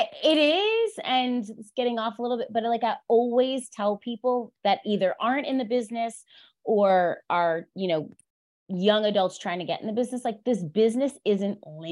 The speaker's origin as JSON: {"language": "English", "region": "Pennsylvania", "country": "United States", "tie": "born or raised there", "said": "So I grew up outside Philadelphia, sort of like in between Philadelphia and New York, suburban Pennsylvania."}